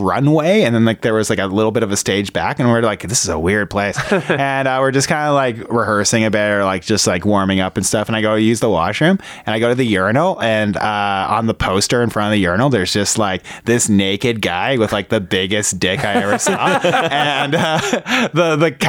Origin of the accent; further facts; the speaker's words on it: Whitby, Ontario, Canada; I grew up in Whitby